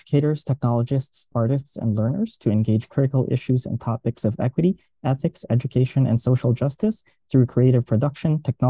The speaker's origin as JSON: {"language": "English", "country": "Philippines", "moved": "yes", "said": "I'm Filipino and an immigrant"}